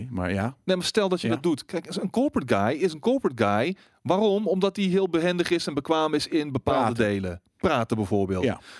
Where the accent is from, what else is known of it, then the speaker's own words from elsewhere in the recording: Breda, North Brabant, Netherlands; ik ben opgegroeid in Prins Haag in uh, eh, Breda.